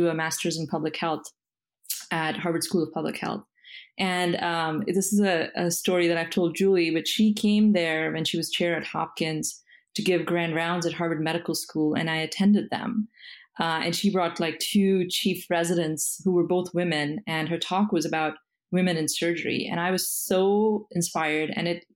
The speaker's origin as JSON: {"language": "English", "country": "India", "tie": "born or raised there", "moved": "as an adult", "lives_now": "United States", "said": "I am an immigrant. I was born and brought up in India"}